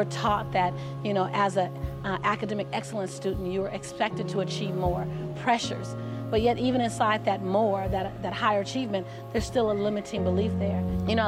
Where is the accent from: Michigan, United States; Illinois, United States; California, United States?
California, United States; Los Angeles; Born and raised in South Central Los Angeles, having three fights a week just to get home from